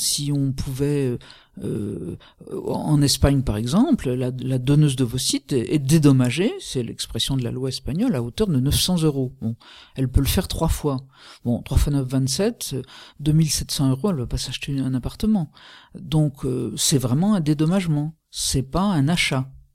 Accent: France; nous sommes français

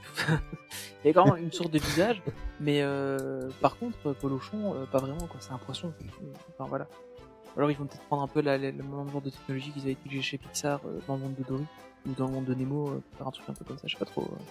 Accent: Belgium; en tant que Belge

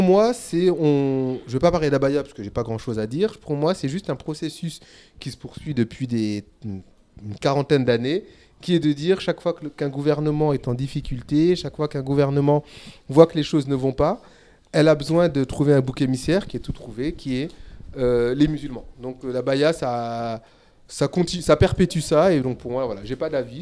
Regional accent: Senegal; je suis sénégalais

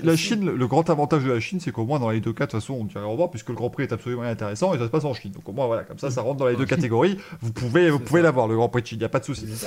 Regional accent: France; en tant que Français

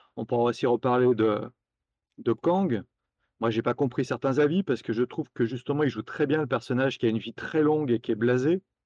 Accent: Lyon, Auvergne-Rhône-Alpes, France; à Lyon, d'où je suis originaire

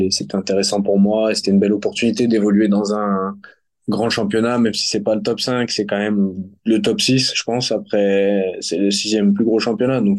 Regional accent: France; now in Netherlands; je suis français.

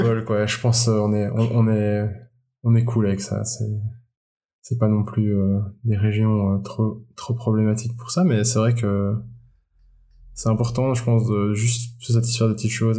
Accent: Belgium; je suis belge

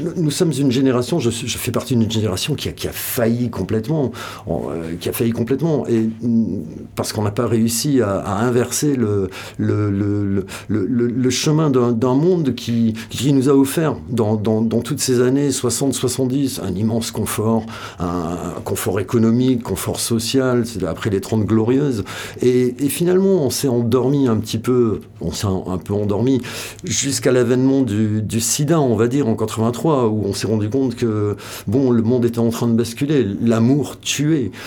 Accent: Biarritz, Nouvelle-Aquitaine, France; moved away as an adult; also born or lived in Bayonne / Paris; je suis né euh, dans le Pays Basque, euh, à Biarritz, enfin, je suis né à Bayonne. Mais j'ai vécu toute mon adolescence là-bas, entre Biarritz

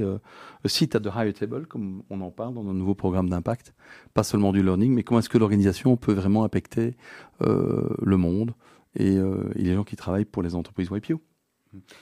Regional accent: Belgium; je suis un petit Belge, euh, tranquille

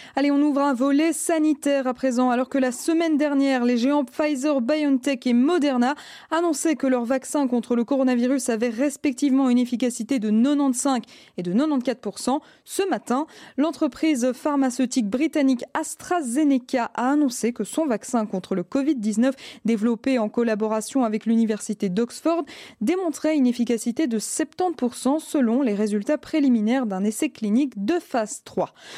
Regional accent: Belgium; chez nous en Belgique

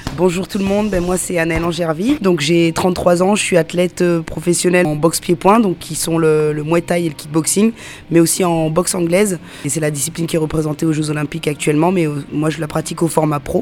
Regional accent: Lyon, Auvergne-Rhône-Alpes, France; moi je suis donc on est de Lyon

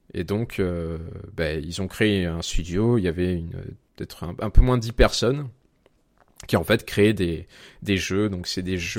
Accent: Aix-en-Provence, Provence-Alpes-Côte d'Azur, France; now in Lyon, France; Je viens euh, d'Aix-en-Provence, dans le sud de la France.

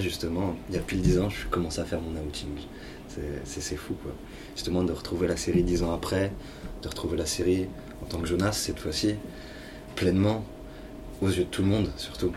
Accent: Lyon, Auvergne-Rhône-Alpes, France; je suis pourtant de Lyon

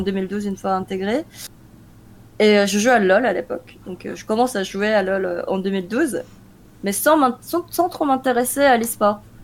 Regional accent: South Korea; moved away; also born or lived in France; je suis née en Corée, en 92

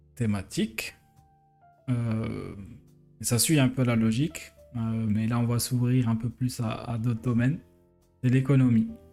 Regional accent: Algeria; moved away as an adult; now in France; faire ces études-là en Algérie, bah, j'aurais pu rester et développer l'économie du pays, de, mon pays natal

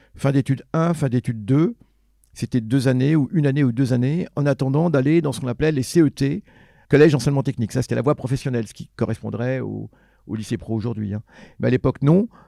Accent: Argenteuil, Île-de-France, France; je suis français d'origine algérienne, mais le seul chauvinisme que je m'accorde, c'est celui d'Argenteuil. Je suis chauvin argenteuillais

